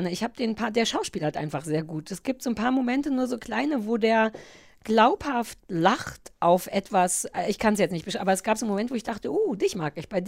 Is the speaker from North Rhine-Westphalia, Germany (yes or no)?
no; Berlin, Germany; bei uns in Berlin.